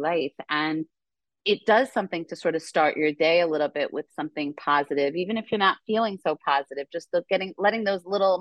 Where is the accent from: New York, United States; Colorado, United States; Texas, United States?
New York, United States; I'm a New Yorker